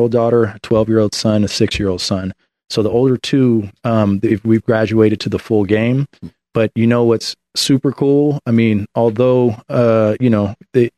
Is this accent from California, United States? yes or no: yes; Oakland, California, United States; I'm originally from the Bay Area. I grew up in Oakland.